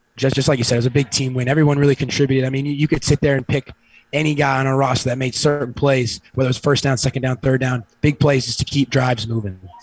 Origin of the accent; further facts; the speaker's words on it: Fort Lauderdale, Florida, United States; I grew up here born and raised in Fort Lauderdale